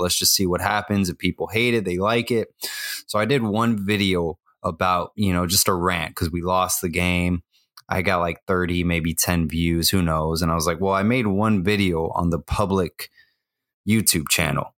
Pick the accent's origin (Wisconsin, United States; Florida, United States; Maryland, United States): Florida, United States; Miami; born and raised in Miami, Florida